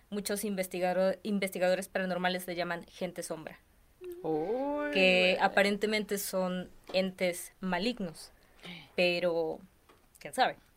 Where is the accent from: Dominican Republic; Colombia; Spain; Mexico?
Mexico; Cerro Azul, Veracruz; yo soy de Veracruz. Ajá. Soy de... Azul. Sí. de un pueblo que se llama Cerro Azul.